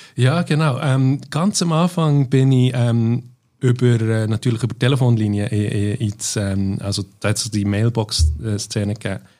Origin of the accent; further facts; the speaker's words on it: Bern, Switzerland; moved away as an adult; also born or lived in near Langnau im Emmental, Switzerland / London, United Kingdom; die ersten zehn Jahre bin ich in Barrow, also in der Nähe von Langnau im Emmental, äh, aufgewachsen